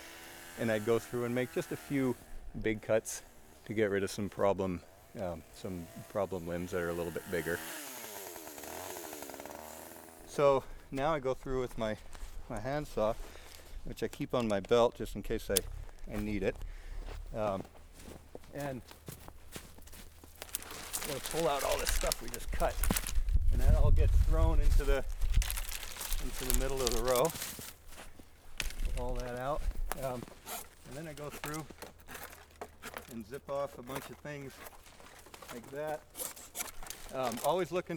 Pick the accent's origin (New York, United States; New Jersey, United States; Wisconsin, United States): New York, United States; Western; now in Middlebury, United States; I'm from Western New York originally